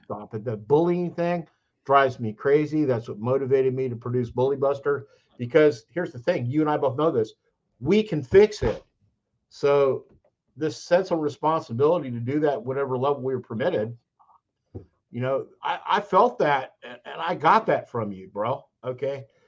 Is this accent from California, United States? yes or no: yes; California, United States; now in Statesboro, Georgia, United States; I'm from California